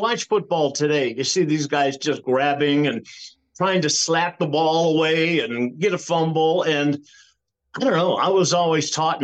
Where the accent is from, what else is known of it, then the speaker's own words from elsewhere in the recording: Cleveland, Ohio, United States; I grew up in Cleveland